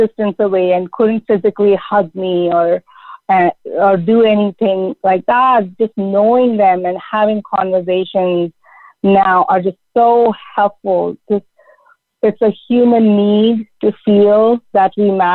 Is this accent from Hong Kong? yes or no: no; India; moved away as an adult; also born or lived in United States; now in Canada; growing up in India and really thinking about all the cultural and traditional norms that I grew up with in a highly patriarchal society